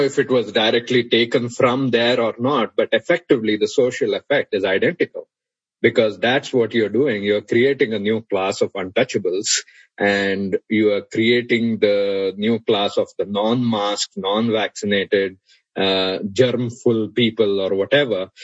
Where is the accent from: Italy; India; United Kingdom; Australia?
India; now in Utah, United States; you feel proud as an Indian